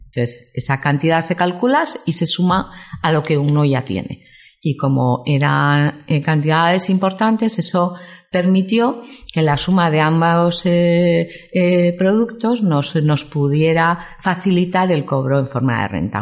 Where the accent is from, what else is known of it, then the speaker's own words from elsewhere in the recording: Vitoria-Gasteiz, Basque Country, Spain; moved away as an adult; also born or lived in Madrid; now in San Sebastián, Spain; soy de Vitoria